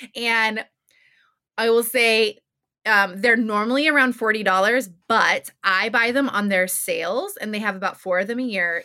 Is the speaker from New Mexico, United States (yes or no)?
yes; New Mexico, United States; I'm from New Mexico